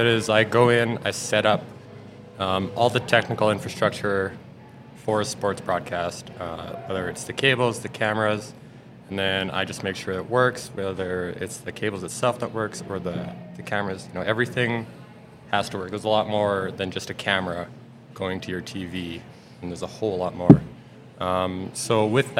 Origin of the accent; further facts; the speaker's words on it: Lake Louise, Alberta, Canada; also born or lived in Calgary / Golden; I grew up in Lake Louise as a kid